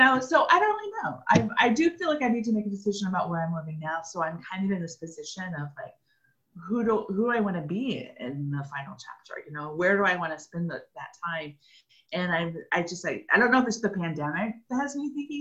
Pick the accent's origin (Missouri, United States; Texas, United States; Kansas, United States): Kansas, United States; also born or lived in Oklahoma / Pittsburg, Kansas; now in Kansas City, United States; I was born in Oklahoma, and then when we were five, we moved to OCSU to Kansas, tiny little town.